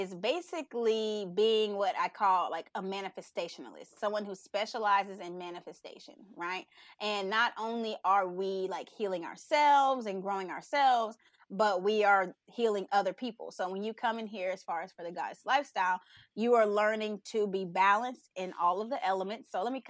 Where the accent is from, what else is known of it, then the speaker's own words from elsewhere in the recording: Texas, United States; I'm from Texas. Yeah. Okay. H-Town, hold it down.